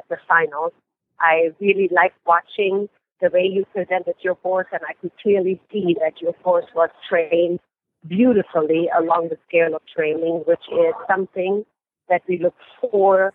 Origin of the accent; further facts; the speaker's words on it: Germany; moved away; I was born and raised in Germany.